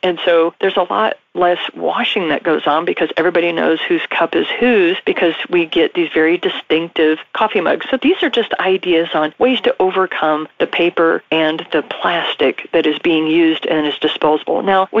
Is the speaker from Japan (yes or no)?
yes; Japan; also born or lived in Bahamas; I was raised in Japan. I was also raised in the Bahamas.